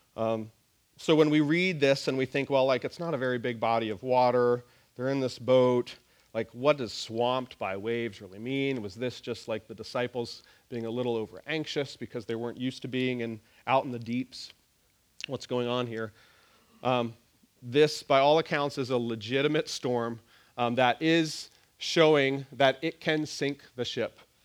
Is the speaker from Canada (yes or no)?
yes; Nova Scotia, Canada; moved away; I grew up in Nova Scotia